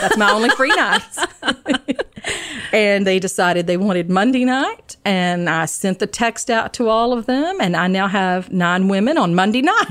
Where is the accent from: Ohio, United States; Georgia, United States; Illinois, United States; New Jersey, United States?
Georgia, United States; moved away as an adult; now in Maryland, United States; I'm originally from Georgia, but I have been in Maryland for 34 years